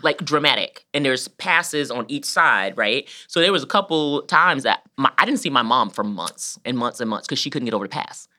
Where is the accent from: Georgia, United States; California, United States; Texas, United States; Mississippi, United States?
Georgia, United States; born or raised there; moved away as an adult; now in Columbus, United States